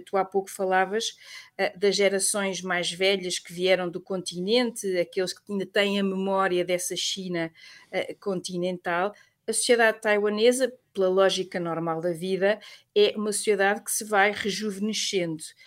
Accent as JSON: {"language": "Portuguese", "country": "Portugal", "said": "nós portugueses"}